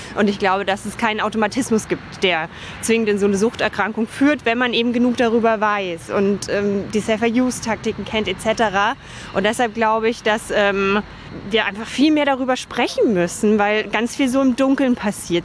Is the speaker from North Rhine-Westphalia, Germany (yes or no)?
no; Dachau, Bavaria, Germany; also born or lived in Munich; now in Berlin, Germany; Ich bin in München geboren und im Dachauer Hinterland aufgewachsen, in Dachau zur Schule gegangen.